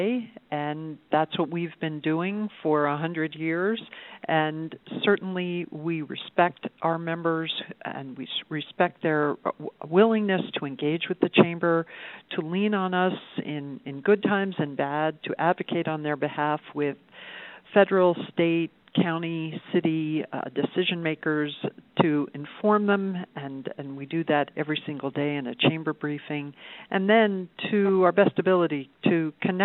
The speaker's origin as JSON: {"language": "English", "town": "New York City", "region": "New York", "country": "United States", "tie": "born or raised there", "moved": "yes", "lives_now": "Reno, United States", "said": "I grew up in New York City"}